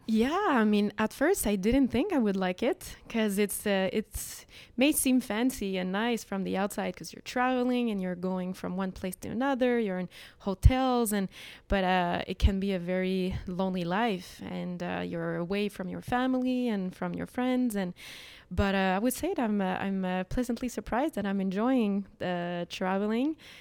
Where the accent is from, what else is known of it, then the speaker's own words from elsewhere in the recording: Montreal, Quebec, Canada; Montreal culture, K, Quebec culture.